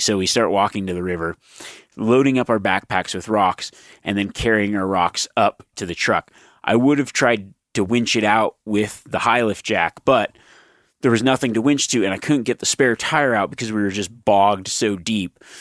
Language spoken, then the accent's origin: English; Nevada, United States; growing up in Nevada